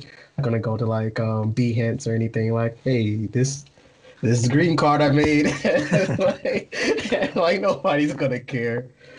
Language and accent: English; Midwest, United States; I'm not gonna lie, because I'm from the Midwest of US, so it's like a completely different personality.